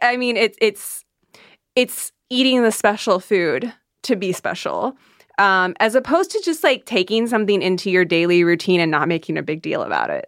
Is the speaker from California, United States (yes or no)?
no; Iowa, United States; I grew up in the Midwest